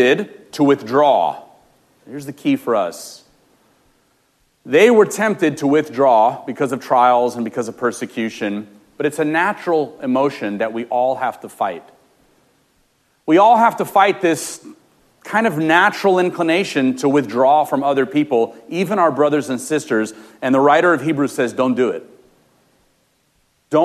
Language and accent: English; Los Angeles, California, United States; I grew up in Los Angeles